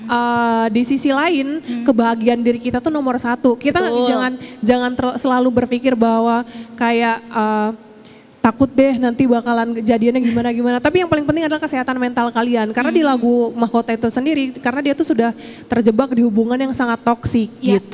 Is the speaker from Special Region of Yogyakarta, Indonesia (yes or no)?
no; Palembang, South Sumatra, Indonesia; aku join model di kotaku di kota Palembang